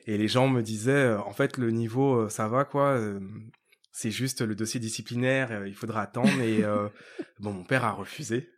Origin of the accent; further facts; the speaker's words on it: Ivry-sur-Seine, Île-de-France, France; je suis né à Ivry dans, dans, dans 94